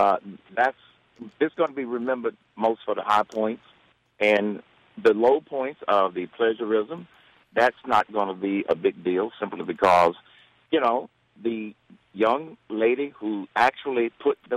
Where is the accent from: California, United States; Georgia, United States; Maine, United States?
Georgia, United States; Atlanta; Atlanta, my hometown